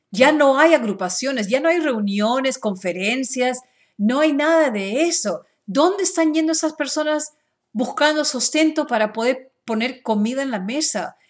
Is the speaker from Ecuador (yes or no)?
no; Peru; now in Dallas, United States; yo soy ah, de Perú